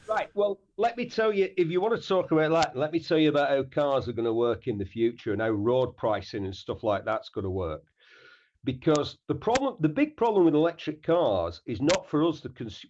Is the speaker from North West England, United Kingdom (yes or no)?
yes; Bury, North West England, United Kingdom; I'm a grammar school boy from Bury. I grew up in a Coronation Street, two up, two downtown, two up, two down house